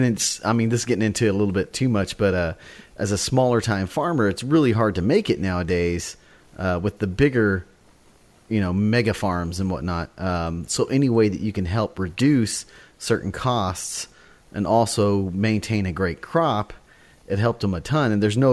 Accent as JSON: {"language": "English", "region": "West Texas", "country": "United States", "tie": "born or raised there", "said": "being a farm kid myself growing up on the farm, I remember when Roundup Ready cotton was a big deal because I grew up in West Texas, which is, that area there is cotton farms."}